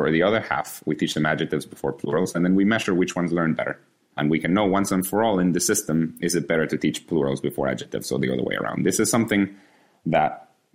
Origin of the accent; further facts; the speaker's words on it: Guatemala; now in United States; in my country, I was born in Guatemala